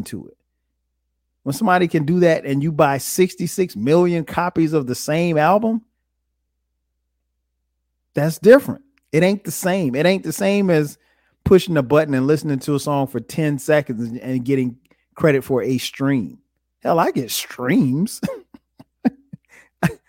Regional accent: the South, United States; also born or lived in South Carolina; I grew up in the South.

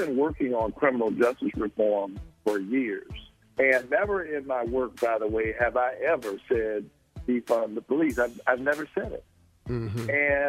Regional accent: Savannah, Georgia, United States; I'm Georgia through and through. I was born in Savannah

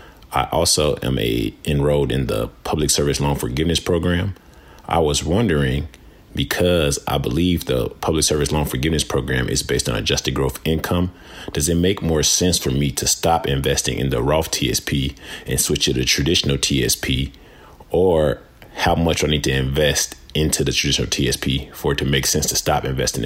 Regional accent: Chicago, Illinois, United States; now in Athens, United States; I live in Athens, Georgia. I am originally from Chicago.

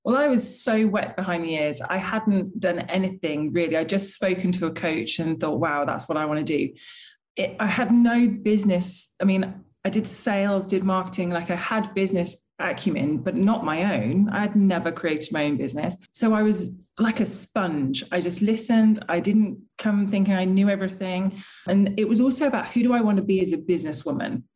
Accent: United Kingdom; being British

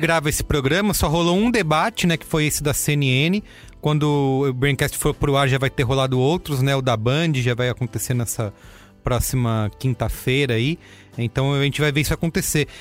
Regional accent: São Paulo, Brazil; eu sou de São Paulo

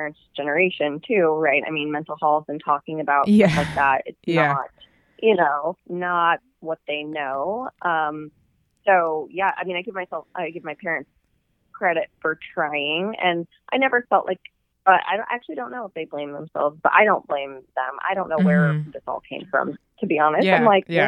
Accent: Southern California, United States; moved away as an adult; also born or lived in Texas / Dallas; I'm from Southern California and I went to college in Texas.

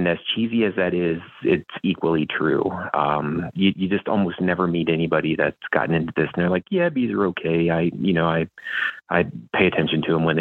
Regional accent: central Ohio, United States; moved away as an adult; also born or lived in Kentucky; now in Iowa, United States; I grew up in the country in central Ohio

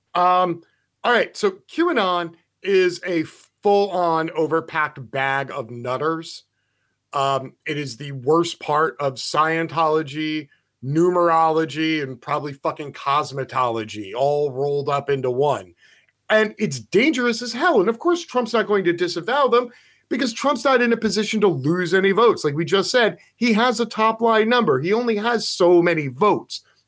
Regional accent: United States; I'm an American

